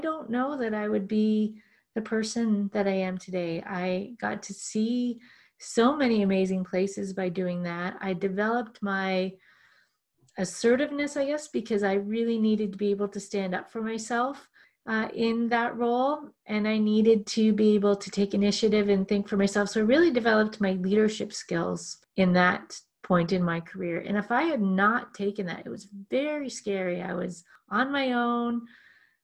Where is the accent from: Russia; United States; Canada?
Canada; Clinton, Ontario; also born or lived in Toronto; I grew up in Clinton, Ontario